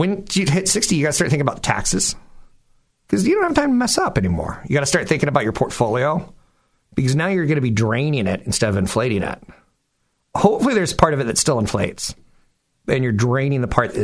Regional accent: California, United States; we're from California

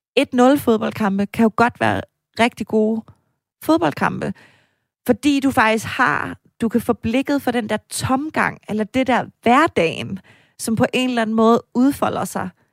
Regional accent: Denmark; Jeg var også fra Jylland

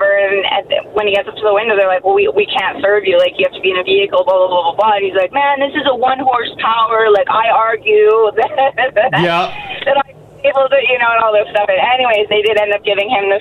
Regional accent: Airdrie, Alberta, Canada; I grew up actually near Ginge in Airdrie

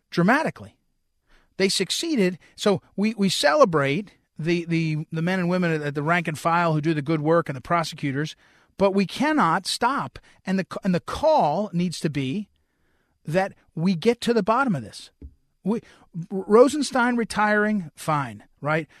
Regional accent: New Jersey, United States; moved away; I grew up in New Jersey

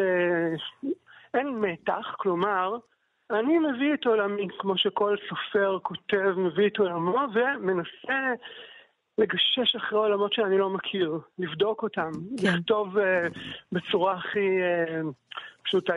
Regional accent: Kfar Saba, Central District, Israel; also born or lived in Psagot; גדלתי בכפר סבא ואני גר בה, ובאמצע גרתי שנים ארוכות אה, בפסגות שבבנימין

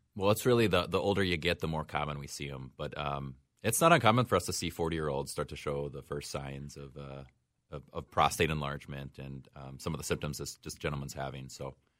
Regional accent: Osseo, Wisconsin, United States; moved away; I grew up in a small town in western Wisconsin, just south of Eau Claire, called Osseo

